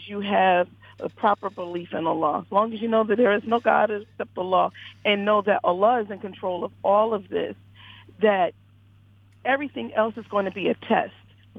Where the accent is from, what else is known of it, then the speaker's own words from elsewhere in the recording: Philadelphia, Pennsylvania, United States; I'm from Philadelphia.